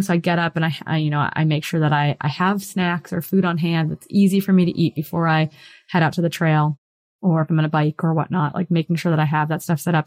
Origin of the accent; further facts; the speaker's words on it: Hayward, Wisconsin, United States; moved away as an adult; also born or lived in Bozeman, Montana; I grew up in Wisconsin and it's like a cheesehead state